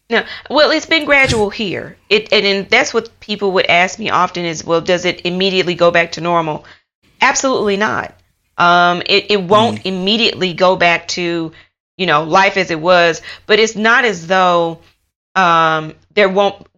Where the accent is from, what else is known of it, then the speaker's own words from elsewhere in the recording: United States; moved away as an adult; also born or lived in United Kingdom; now in Taiwan; I am from America. Um, I lived in the UK for almost five years